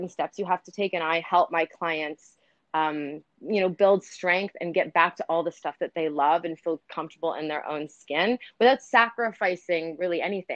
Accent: Canada; also born or lived in New York; I'm Canadian. I live in Toronto now

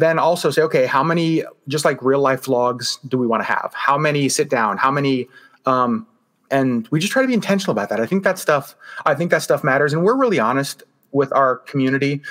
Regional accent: Alaska, United States; growing up in Alaska, you know, we don't have theme parks.

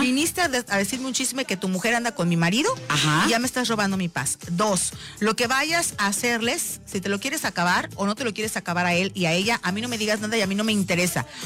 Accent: Veracruz, Mexico; las jarochas

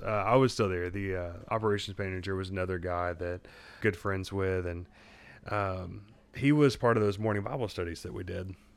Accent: Southeast Texas, United States; moved away as an adult; also born or lived in Louisiana; I grew up in Southeast Texas, which is a little bit like Louisiana West.

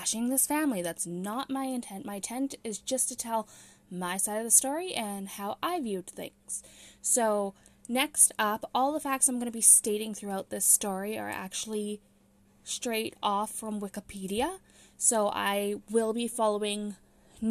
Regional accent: Romania; I was born in Romania in 1990

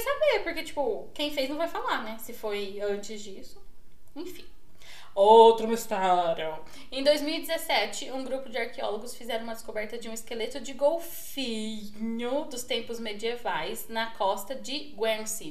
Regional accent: Northeast Region, Brazil; moved away; also born or lived in Portugal; Eu já encarnava já o sangue nordestino que eu tenho pra falar da minha terra

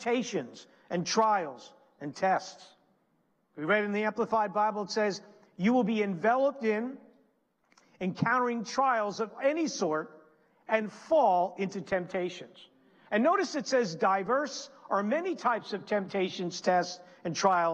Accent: New Jersey, United States; moved away; also born or lived in Pennsylvania; I'm originally from New Jersey. Our church is in Pennsylvania.

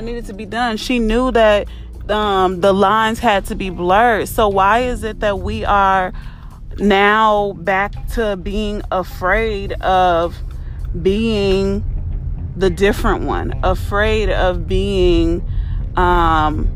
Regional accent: Carpentersville, Illinois, United States; I was raised in Carpentersville, Illinois

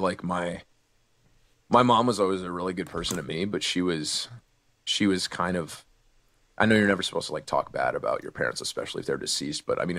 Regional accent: Oakland, California, United States; also born or lived in Martinez, California / San Leandro, California / Russia; I was born and raised in Oakland, California. Born and raised in Martina, in a hospital in Martina, California. But I was raised in Oakland, California, and San Leandro

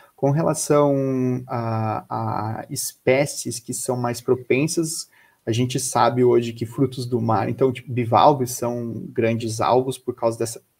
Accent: Florianópolis, Santa Catarina, Brazil; eu sou de Florianópolis

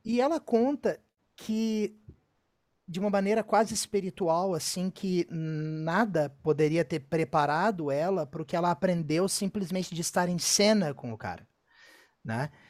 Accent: Rio Grande do Sul, Brazil; foi a primeira vez que eu saí do Rio Grande do Sul

